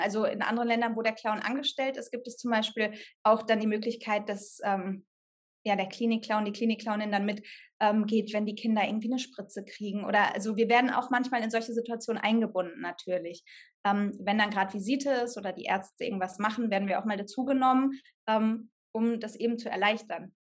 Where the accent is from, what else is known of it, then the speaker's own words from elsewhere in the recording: Sauerland, North Rhine-Westphalia, Germany; moved away as an adult; also born or lived in Cologne; ich komme aus dem Sauerland, von einem Dorf, da hatten wir noch nicht mal eine Theater-AG an der Schule